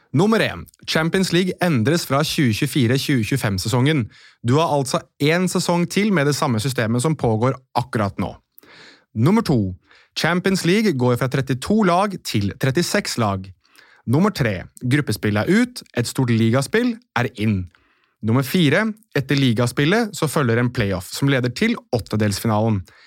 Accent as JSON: {"language": "Norwegian", "country": "Norway", "said": "oss her hjemme i Norge"}